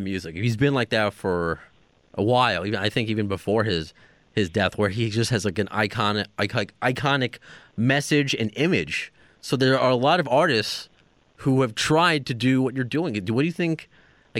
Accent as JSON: {"language": "English", "region": "New York", "country": "United States", "said": "as a New Yorker"}